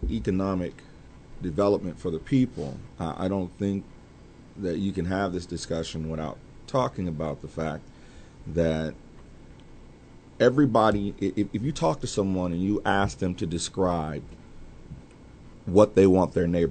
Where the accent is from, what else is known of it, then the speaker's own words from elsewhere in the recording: Indianapolis, Indiana, United States; I also grew up near 34th and Sherman